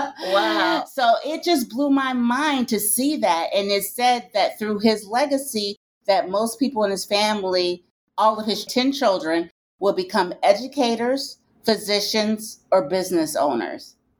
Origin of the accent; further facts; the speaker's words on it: Detroit, Michigan, United States; I'm from Detroit, Michigan